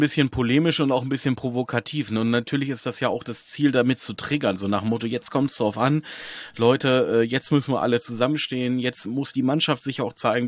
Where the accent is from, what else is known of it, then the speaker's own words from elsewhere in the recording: Hanover, Lower Saxony, Germany; Ich bin Hannoveran, von Geburt